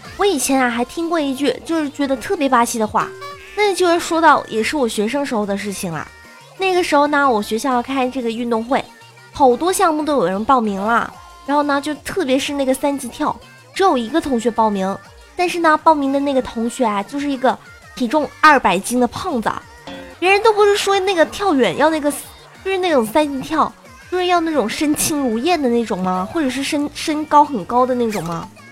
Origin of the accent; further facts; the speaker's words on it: Guangdong, China; 我是个广东的妹子